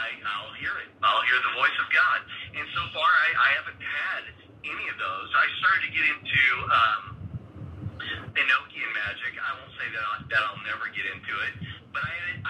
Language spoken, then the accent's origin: English; the Bible Belt, the South, United States; I grew up in the Bible Belt